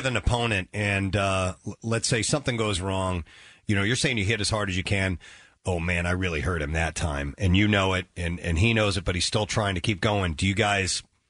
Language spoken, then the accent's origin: English; United States; I'm American